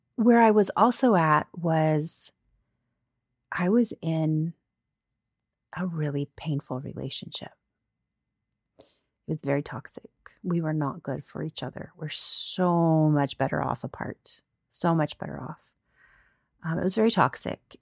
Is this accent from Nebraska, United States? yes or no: no; Florida, United States; moved away; I grew up in Florida.